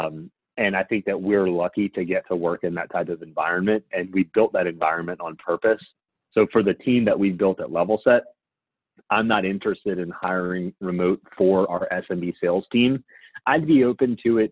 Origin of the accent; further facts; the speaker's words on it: Louisiana, United States; I'm from Louisiana